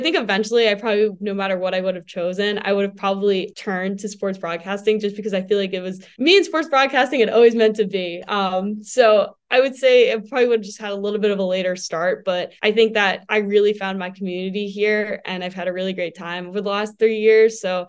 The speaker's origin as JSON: {"language": "English", "region": "East Coast", "country": "United States", "said": "Because I mean, we're from the East Coast."}